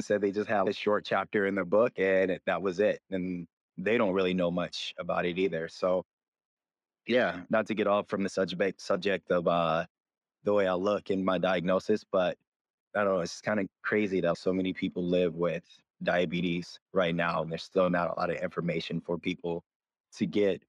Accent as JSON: {"language": "English", "region": "Michigan", "country": "United States", "lives_now": "Los Angeles, United States", "said": "I am from Michigan originally, but I've been living in LA the last 8 years now, 8.5 years."}